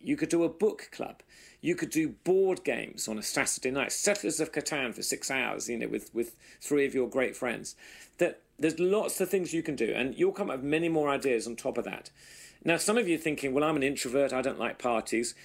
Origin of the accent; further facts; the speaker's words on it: England, United Kingdom; now in United States; us as good English people, Brits in America